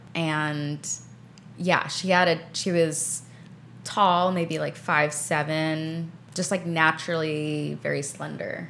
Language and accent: English; New York City, New York, United States; there's not a whole ton of green space in Queens where I grew up